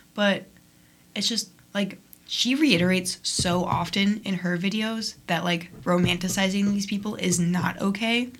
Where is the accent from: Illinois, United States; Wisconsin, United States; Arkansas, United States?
Illinois, United States; Niles; I'm from Niles, which is the mm-hmm. next town over